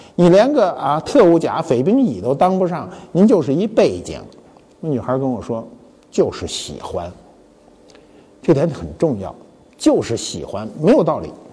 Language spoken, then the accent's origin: Chinese; Beijing, China; also born or lived in Heilongjiang; 我的北京人，我生在北京，啊，我户口是北京的。但我一九六九年离开北京，我去东北了，啊，我去黑龙江了，去了两年，把户口都迁去了。迁去了以后呢，一九七一年回来了